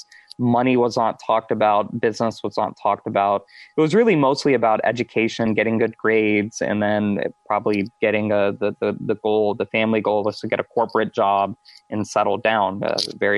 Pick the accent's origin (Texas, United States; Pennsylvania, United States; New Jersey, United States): Texas, United States; Houston; moved away as an adult; also born or lived in upstate New York / North Carolina / Silicon Valley; now in Tampa, United States; I'm born and raised Houston, Texas, live in Tampa, Florida now